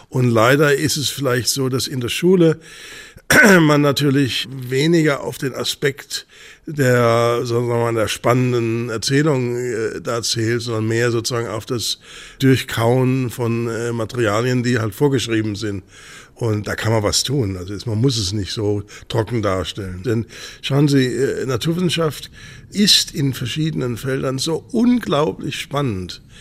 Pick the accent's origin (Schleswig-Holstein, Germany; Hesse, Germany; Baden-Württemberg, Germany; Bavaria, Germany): Hesse, Germany; Bad Homburg; born there; Ja, haben da Sie, bin ich geboren.